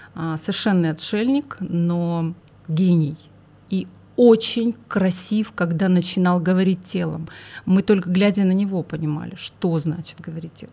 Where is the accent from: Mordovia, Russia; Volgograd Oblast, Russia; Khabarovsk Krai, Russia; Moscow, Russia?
Khabarovsk Krai, Russia; Khabarovsk; я родом из Хабаровска